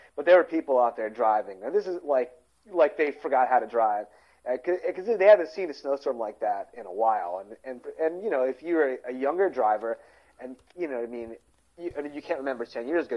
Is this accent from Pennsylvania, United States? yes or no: yes; Philadelphia, Pennsylvania, United States; accent: Philadelphia; Our regional Philadelphia's regional accent's bizarre